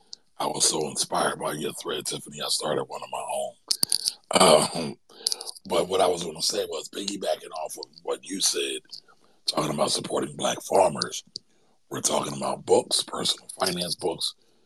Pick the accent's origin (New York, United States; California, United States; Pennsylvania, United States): Pennsylvania, United States; Philadelphia; I'm from Philly, so I guess I'm kind of spoiled because we have several Black books.